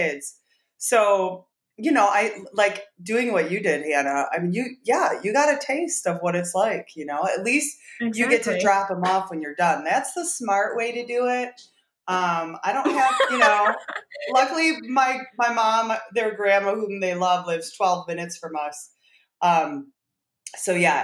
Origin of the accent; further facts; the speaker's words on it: Michigan, United States; I am from Michigan